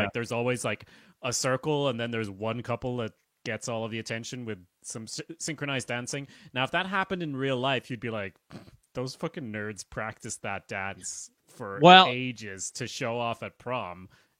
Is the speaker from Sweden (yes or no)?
yes; Sweden; now in Ireland; And I'm from Sweden, but I live in Ireland.